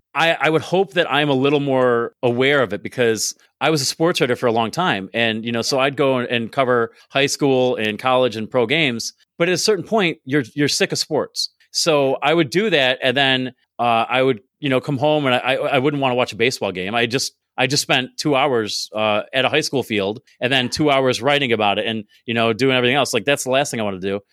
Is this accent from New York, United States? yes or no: yes; Binghamton, New York, United States; I'm from Binghamton